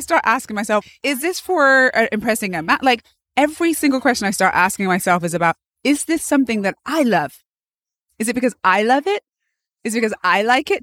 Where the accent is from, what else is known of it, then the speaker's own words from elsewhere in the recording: Bath, South West England, United Kingdom; moved away as an adult; also born or lived in London; now in United States; I am from England originally, Bath, England.